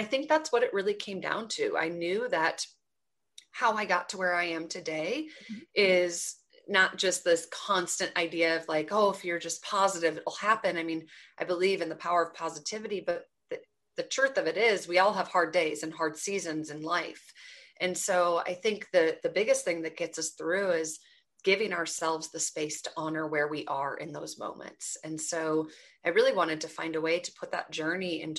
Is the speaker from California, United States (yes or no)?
no; Twin Cities, Minnesota, United States; I grew up in the Twin Cities in Minnesota